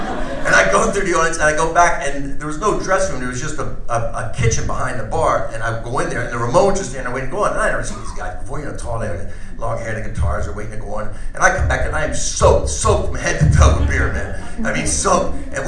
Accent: New Jersey, United States; I'm from New Jersey.

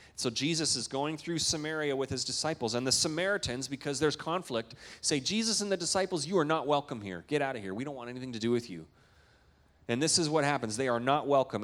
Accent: Canada; moved away; I'm a Canadian

